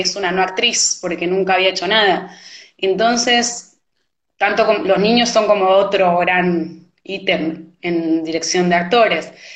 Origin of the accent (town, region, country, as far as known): Argentina